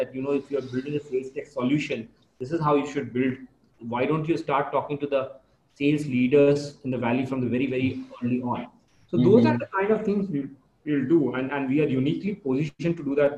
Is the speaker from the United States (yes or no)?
no; India; as an Indian